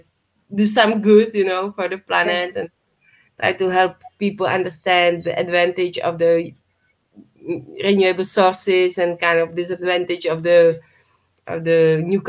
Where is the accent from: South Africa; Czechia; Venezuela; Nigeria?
Czechia; close my hometown